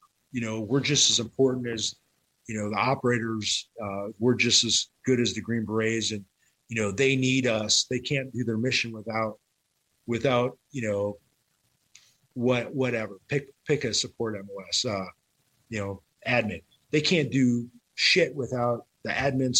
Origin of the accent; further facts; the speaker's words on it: Wisconsin, United States; accent: Wisconsin; moved away as an adult; also born or lived in Texas; I retired and moved back to Wisconsin